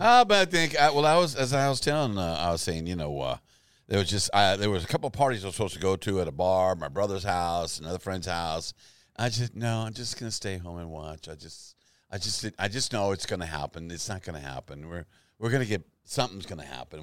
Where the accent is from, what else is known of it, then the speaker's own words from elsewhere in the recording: Texas, United States; We're from Texas